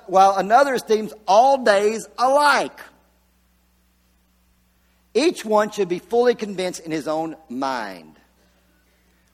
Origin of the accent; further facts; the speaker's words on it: Virginia, United States; moved away as an adult; I came from Virginia, when I was 19 years old, I moved down here from Virginia